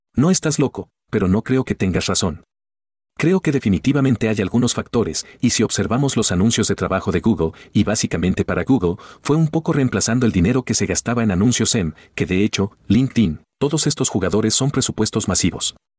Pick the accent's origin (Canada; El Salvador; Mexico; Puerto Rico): Canada; Calgary, Alberta; aquí en Calgary, en mi ciudad natal